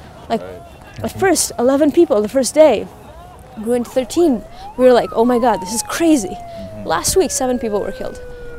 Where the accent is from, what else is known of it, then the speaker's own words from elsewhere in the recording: Jerusalem, Jerusalem District, Israel; I grew up in Jerusalem, Second Intifada, buses blowing up in the street